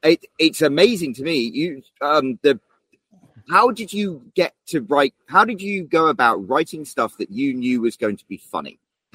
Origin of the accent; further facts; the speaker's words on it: England, United Kingdom; growing up in England